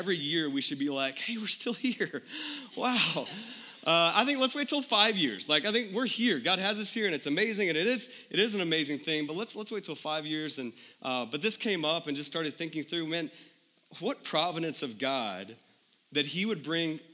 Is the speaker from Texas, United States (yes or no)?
yes; Texas, United States; moved away as an adult; now in Phoenix, United States; We're from Texas originally our whole lives